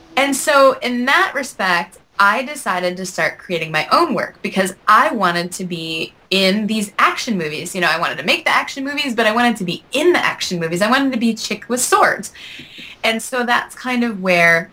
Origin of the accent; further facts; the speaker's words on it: Salamanca, New York, United States; I grew up in Western New York in a very, very, very small town called Salamanca